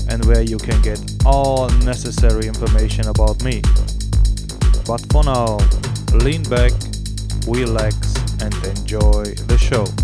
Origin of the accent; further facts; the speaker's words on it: Cologne, North Rhine-Westphalia, Germany; now in Rome, Italy; my hometown, Cologne